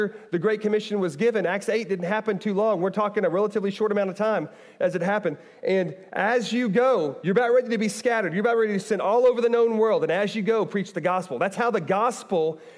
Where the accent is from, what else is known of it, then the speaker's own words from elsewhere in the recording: Bartlesville, Oklahoma, United States; moved away as an adult; also born or lived in Owensboro, Kentucky; now in Kentucky, United States; I grew up in Oklahoma.